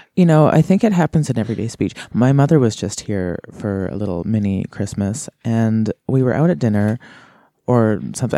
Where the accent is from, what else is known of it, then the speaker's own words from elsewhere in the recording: Kamloops, British Columbia, Canada; moved away as an adult; also born or lived in Kelowna / Winlaw; now in Nelson, Canada; I was born in Kelowna, and I, but I didn't really live there. I grew up my whole life in Kamloops